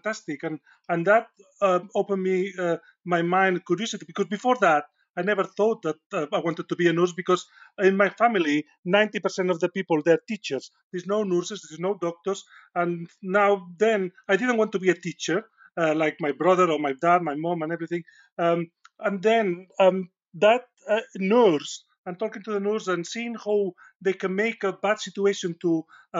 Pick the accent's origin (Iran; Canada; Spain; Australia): Spain; accent: Spanish; English is a second language; moved away as an adult; now in Sheffield, United Kingdom; my accent is not a Yorkshire accent. It's a Spanish accent. And despite being here for 20 years, my accent is still quite strong